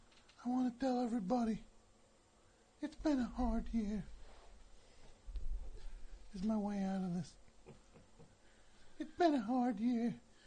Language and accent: English; Highland Park, New Jersey, United States; also born or lived in Guam; I was born in Guam. I'm not from Guam. From New Jersey. Highland Park, baby.